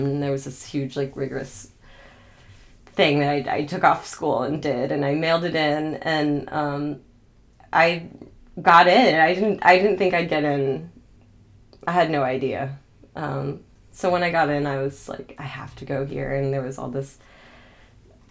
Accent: Atlanta, Georgia, United States; also born or lived in Chicago; my hometown

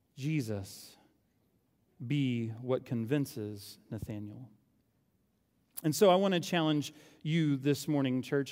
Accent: Oklahoma, United States; moved away; I'm from Oklahoma.

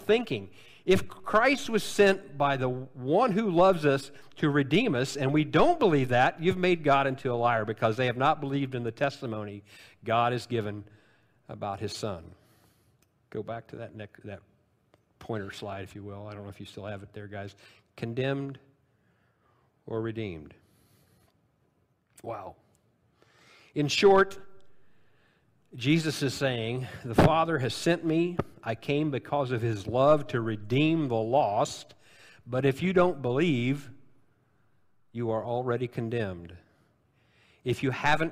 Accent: Illinois, United States; because I'm from Illinois

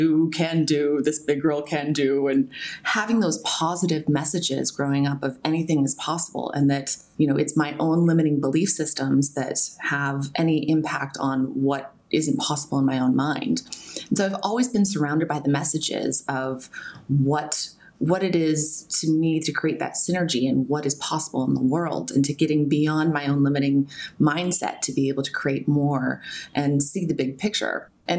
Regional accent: Albany, Oregon, United States; So I was born in Albany, Oregon. It's a small town in the middle of the Willamette Valley in America.

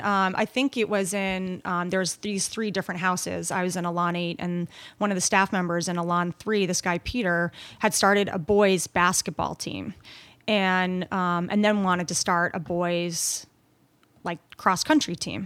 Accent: Long Island, New York, United States; also born or lived in Canada / England / Scotland; We lived on Long Island

